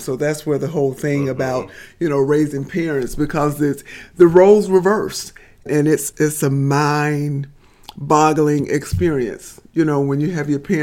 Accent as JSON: {"language": "English", "town": "Birmingham", "region": "Alabama", "country": "United States", "tie": "born or raised there", "said": "I'm from Birmingham. I grew up on the south side of Birmingham"}